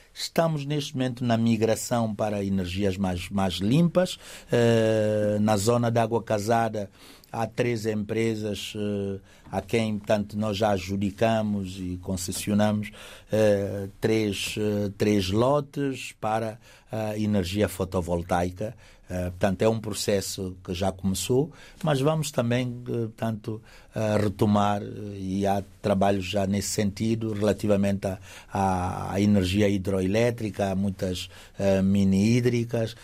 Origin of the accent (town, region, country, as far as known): São Tomé & Príncipe